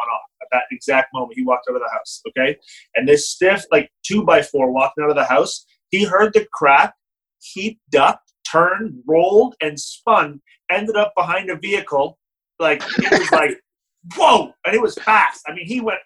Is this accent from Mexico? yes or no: no; Canada; as a Canadian